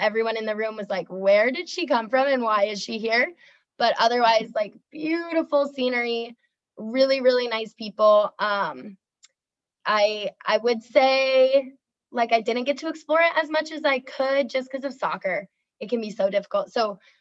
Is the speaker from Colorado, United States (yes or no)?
yes; Evergreen, Colorado, United States; moved away as an adult; also born or lived in Iowa / Italy / Romania; now in Iceland; I am from Evergreen, Colorado, born and raised